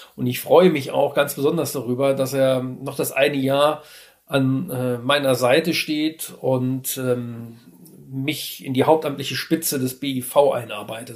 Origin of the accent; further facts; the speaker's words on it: Trier, Rhineland-Palatinate, Germany; moved away as an adult; also born or lived in Hamburg; now in Mecklenburg-Vorpommern, Germany; ich bin eigentlich gebürtiger Trierer, bin auch in der Gegend um Trier aufgewachsen, habe auch dort mein Abitur gemacht